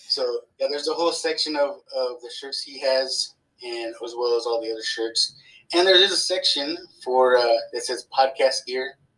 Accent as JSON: {"language": "English", "town": "San Antonio", "region": "Texas", "country": "United States", "also_born_or_lived": "California", "said": "I consider myself a Texan."}